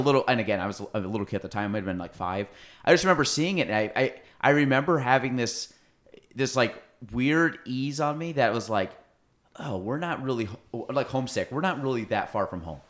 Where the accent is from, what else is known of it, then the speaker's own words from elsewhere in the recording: Chazy, New York, United States; I'm from Chase A, so I went through Miner's Woods